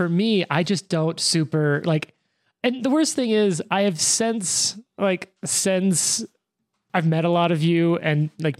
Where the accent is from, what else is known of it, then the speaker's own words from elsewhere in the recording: Louisiana, United States; accent: thick Louisiana; moved away; I grew up in Louisiana at the time and I had like a thick Louisiana accent.